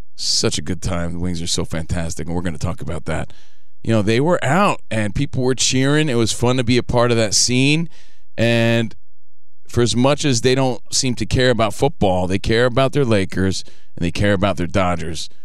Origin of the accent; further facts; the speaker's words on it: Union, New Jersey, United States; now in Los Angeles, United States; I'm just a kid from Union, New Jersey